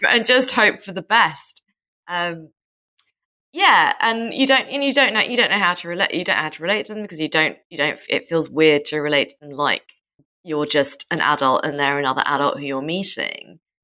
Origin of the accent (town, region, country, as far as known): United Kingdom